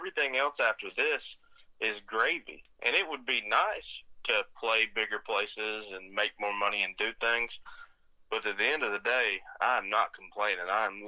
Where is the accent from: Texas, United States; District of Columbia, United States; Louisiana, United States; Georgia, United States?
Louisiana, United States; Cotton Valley; also born or lived in Minden / Mississippi / Florida; So, yeah, I grew up, you know, I'm from Minden, Louisiana. Mm-hmm. That's where I was born. Cotton Valley, Louisiana is really where I spent a lot of my childhood, but we moved around a lot as I grew up, through Mississippi, Florida, and Louisiana